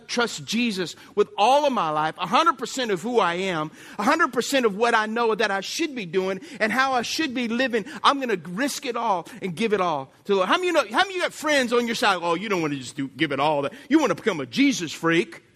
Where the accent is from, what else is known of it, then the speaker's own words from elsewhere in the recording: Lafayette, Louisiana, United States; I grew up in Lafayette